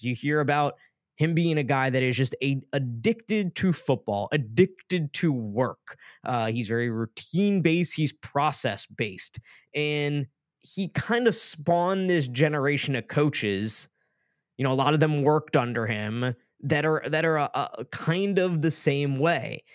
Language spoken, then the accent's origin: English; Maryland, United States; moved away; also born or lived in Atlanta; I grew up in Maryland.